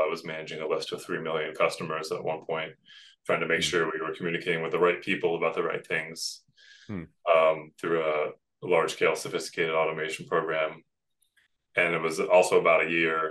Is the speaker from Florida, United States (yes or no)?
no; Western Massachusetts, United States; moved away as an adult; also born or lived in New York City, United States; I was trying to move back to my hometown in Western Massachusetts